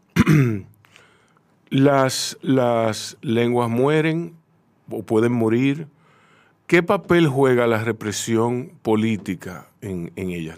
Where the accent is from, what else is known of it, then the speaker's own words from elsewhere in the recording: Dominican Republic; tenemos un cantadito